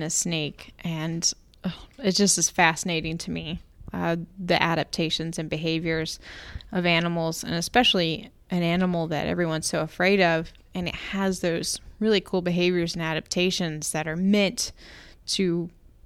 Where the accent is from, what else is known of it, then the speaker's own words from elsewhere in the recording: Jacksonville, Florida, United States; I grew up in Jacksonville, Florida